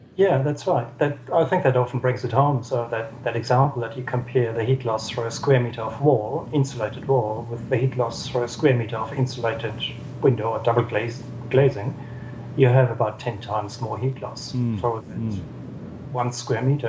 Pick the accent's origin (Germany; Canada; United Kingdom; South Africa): Germany; Southern Germany; now in Wellington, New Zealand; I'm from Germany, the southern part of Germany